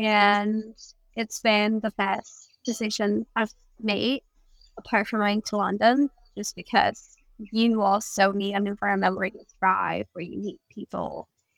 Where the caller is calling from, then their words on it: Bali, Indonesia; I'm in Bali, Indonesia.